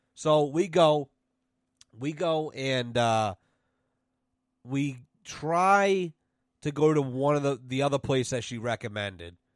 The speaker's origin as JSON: {"language": "English", "town": "Douglas", "region": "Massachusetts", "country": "United States", "said": "I'm from Douglas, Massachusetts."}